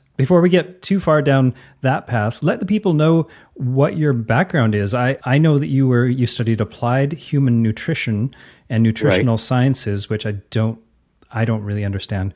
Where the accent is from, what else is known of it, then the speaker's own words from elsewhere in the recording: Canada; accent: Canadian; use my normal accent, because I'm talking to a fellow Canadian here